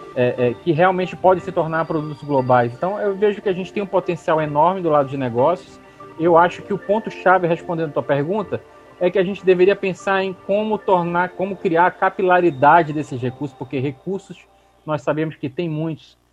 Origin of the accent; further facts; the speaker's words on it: Manaus, Amazonas, Brazil; essa empresa começou ali no Coroado, no Coroado 3, um bairro onde eu cresci, onde eu vivi minha vida toda até me casar